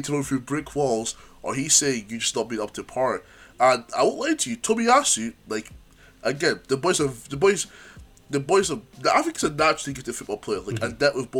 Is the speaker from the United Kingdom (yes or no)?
yes; Scotland, United Kingdom; we're both from Scotland